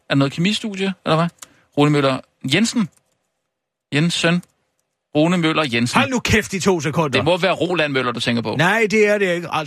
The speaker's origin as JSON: {"language": "Danish", "town": "Søften", "region": "Central Denmark Region", "country": "Denmark", "said": "Jeg kommer fra Søften."}